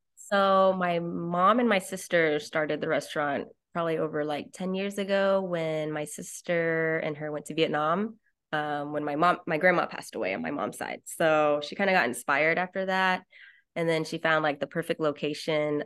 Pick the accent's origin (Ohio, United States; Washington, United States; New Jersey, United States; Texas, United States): Texas, United States; Dallas; I am from Dallas, Texas.